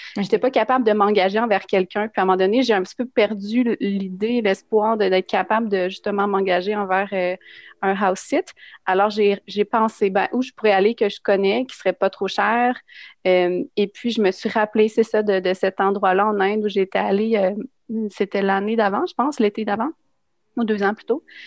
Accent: Drummondville, Quebec, Canada; je viens de Drummondville

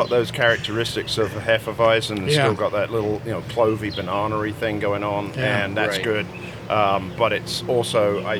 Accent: United Kingdom; I am the Brit

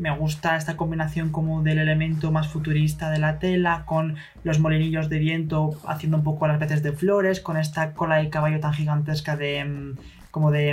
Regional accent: Madrid, Community of Madrid, Spain; yo soy de Madrid

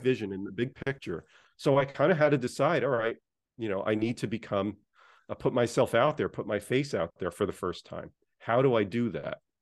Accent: United States; I grew up just outside of New York City

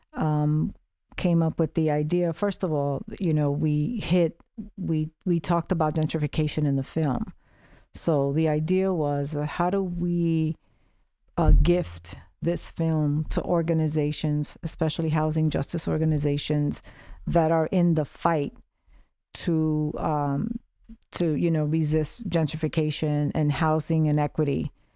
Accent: New York City, New York, United States; growing up in the South Bronx

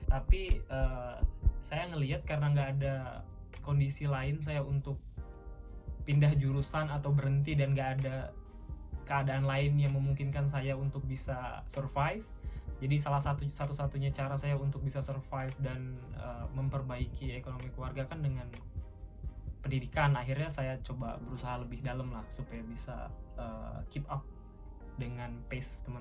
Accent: Baturaja, South Sumatra, Indonesia; Saya asalnya dari Batu Raja. Jadi Batu Raja itu salah satu daerah mm-hmm. kecil di pertengahan atau perbatasan Palembang dan Lampung.

